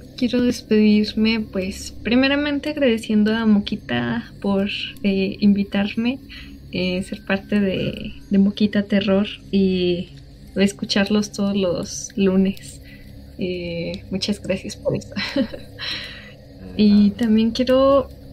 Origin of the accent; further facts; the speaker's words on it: Mexico; also born or lived in Vetagrande, Zacatecas; somos nosotros mexicanos